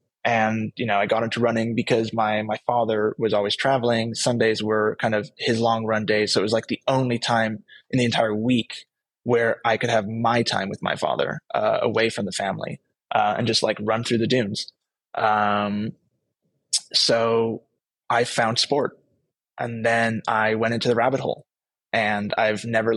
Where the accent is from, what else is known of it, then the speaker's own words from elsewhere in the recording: California, United States; moved away; also born or lived in Netherlands; I grew up in California, as I mentioned earlier. My parents being Dutch